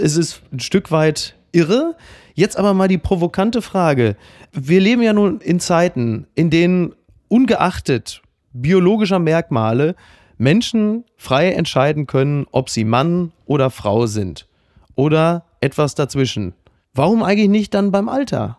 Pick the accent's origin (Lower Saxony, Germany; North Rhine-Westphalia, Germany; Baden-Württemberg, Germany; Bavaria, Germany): North Rhine-Westphalia, Germany; Dortmund area; ich als jemand, der aus der Gegend kommt